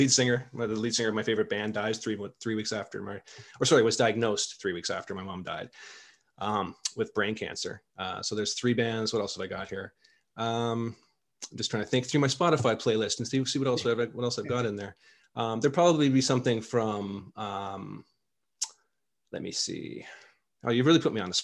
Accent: Canada; being a Canadian

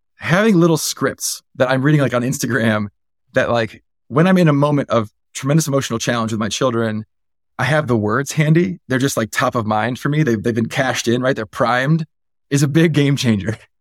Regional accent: Silicon Valley, California, United States; I was born and raised in the Valley

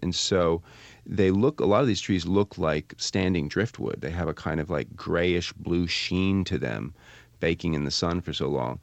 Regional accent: Vermont, United States; I'm from Vermont

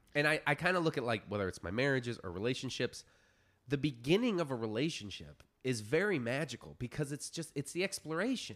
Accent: Florida Keys, United States; moved away; I grew up in the Florida Keys

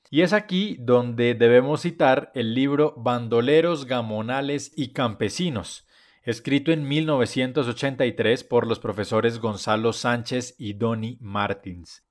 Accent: Colombia

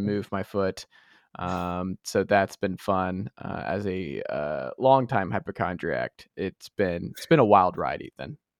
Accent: Stone Mountain, Georgia, United States; I'm from Stone Mountain

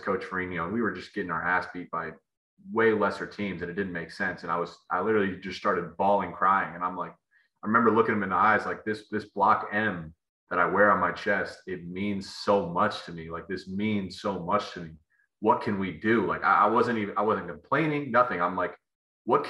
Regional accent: Columbus, Ohio, United States; moved away as an adult; also born or lived in Michigan; I grew up a kid in Columbus, Ohio.

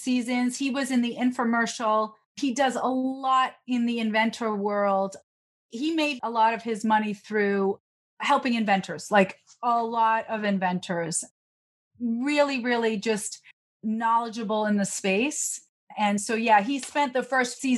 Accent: New York, United States; I'm a New Yorker

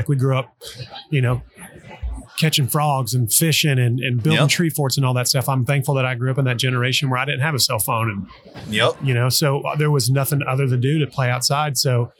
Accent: Oklahoma, United States; I grew up in Oklahoma

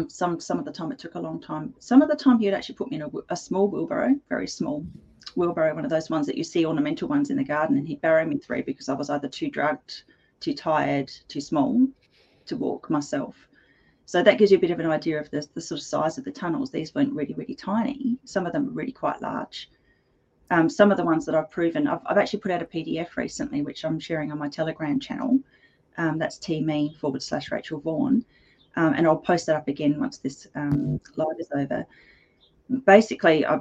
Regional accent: Edwardstown, South Australia, Australia; where I grew up in Edwardstown, it was a very industrial area

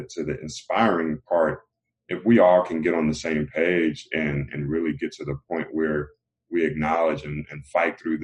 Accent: Raleigh, North Carolina, United States; also born or lived in LaGrange, North Carolina; I come from Raleigh, North Carolina, and you know, Raleigh is a decent size city, but I was born in the LaGrange area, North Carolina, which is a smaller town.

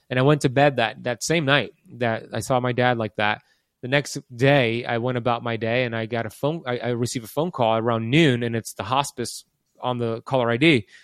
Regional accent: Miami, Florida, United States; I was born in Miami in nineteen eighty-four.

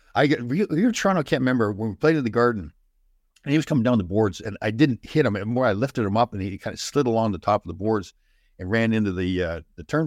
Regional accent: Brampton, Ontario, Canada; I grew up in Brampton, Ontario

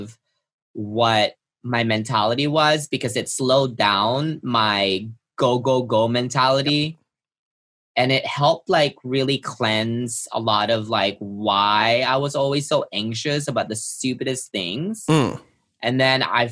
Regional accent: Philippines; moved away; I grew up in the Philippines

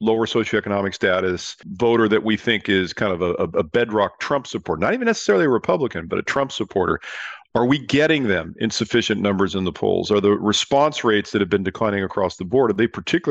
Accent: California, United States; I'm from California

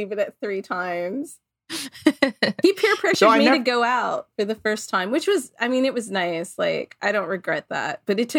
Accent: Tennessee, United States; we're from Tennessee.

